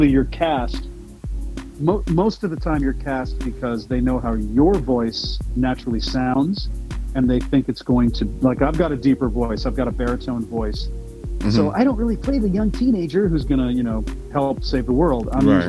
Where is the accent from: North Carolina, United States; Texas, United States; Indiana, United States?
Texas, United States; Houston; also born or lived in Pasadena, Texas / New York / Austin; Yep, born and raised. I was born in Pasadena and grew up in the surrounding areas and in Houston all my life. And I'm still here.